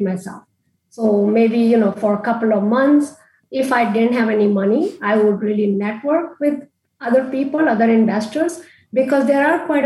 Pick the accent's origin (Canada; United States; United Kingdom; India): India; moved away; I grew up in India and in India, I grew up in a time where we didn't have credit cards